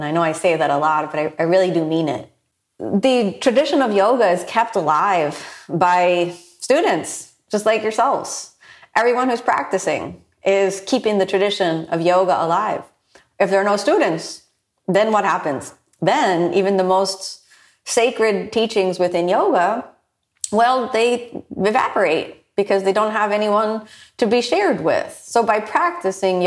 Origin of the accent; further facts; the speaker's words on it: United States; born in the U.S., I'm part Japanese, and my dad is from Ohio, but, you know, his parents were born in Scotland